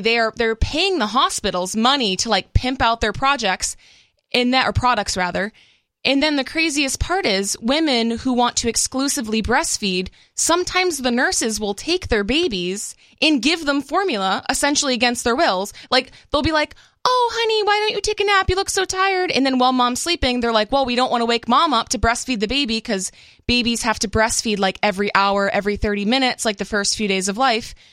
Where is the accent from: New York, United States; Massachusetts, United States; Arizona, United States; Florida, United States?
Massachusetts, United States; now in Los Angeles County, United States